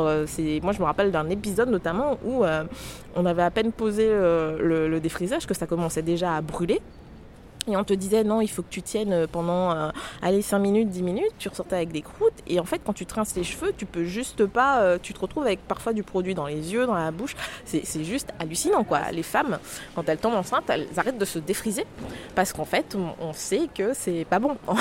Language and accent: French; Guadeloupe; moved away as an adult; now in Nantes, France; je viens de la Guadeloupe où je suis née et où j'ai passé en fait euh, mon enfance et ma jeunesse jusqu'à mes 19 ans